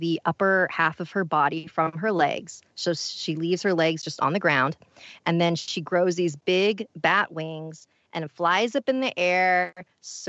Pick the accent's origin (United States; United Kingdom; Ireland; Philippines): Philippines; I'm Filipino